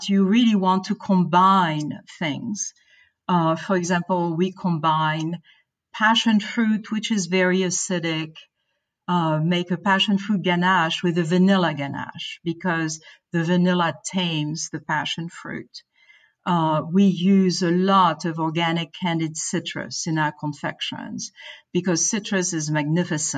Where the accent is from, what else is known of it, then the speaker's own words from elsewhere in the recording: France; moved away as an adult; also born or lived in Boston; now in United States; growing up in France